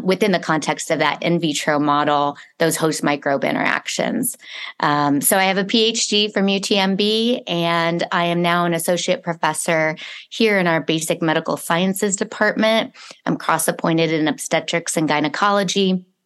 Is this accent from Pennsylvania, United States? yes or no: no; Arizona, United States; moved away as an adult; I was raised here in Arizona